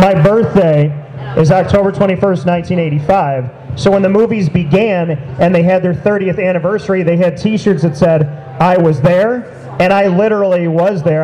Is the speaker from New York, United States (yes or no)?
yes; Syracuse, New York, United States; Syracuse for anything because this is my hometown